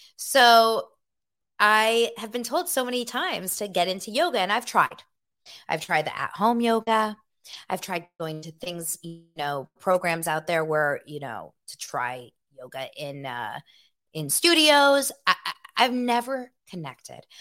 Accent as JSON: {"language": "English", "town": "Los Angeles", "region": "California", "country": "United States", "tie": "born or raised there", "also_born_or_lived": "Santa Barbara", "said": "Born and raised in Los Angeles, okay? I was born here in nineteen eighty-one"}